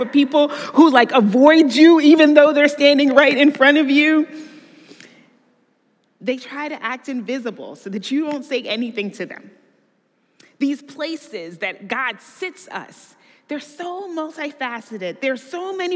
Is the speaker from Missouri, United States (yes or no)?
no; Englewood, New Jersey, United States; I am from New Jersey, and I grew up in a very urban, suburban neighborhood city called Englewood.